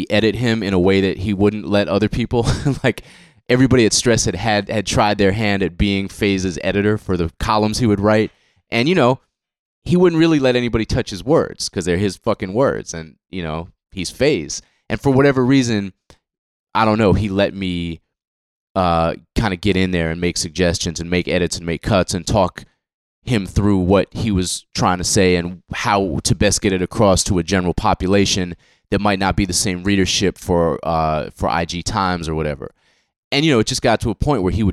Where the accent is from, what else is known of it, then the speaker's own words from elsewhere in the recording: Boston, Massachusetts, United States; guys I grew up with in Boston